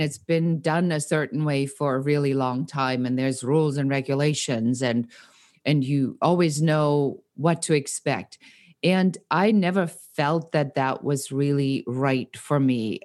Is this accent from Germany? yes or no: yes; Nuremberg, Bavaria, Germany; moved away; also born or lived in Munich; I'm born in Munich and I grew up in Nuremberg.